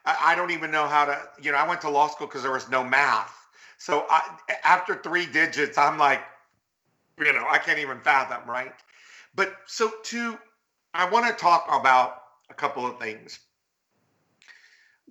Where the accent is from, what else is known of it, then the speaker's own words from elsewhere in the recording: Texas, United States; a young gay Latino growing up in Texas in the world of machismo